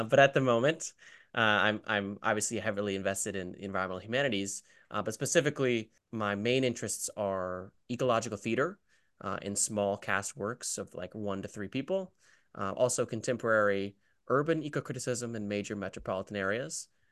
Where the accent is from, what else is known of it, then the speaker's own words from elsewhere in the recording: Atlanta, Georgia, United States; moved away as an adult; also born or lived in Southwest Ohio; I'm from Midtown Atlanta, so I'm from an urban area. Well, it's still residential. Uh, I grew up in a home, but I am from Northeast Atlanta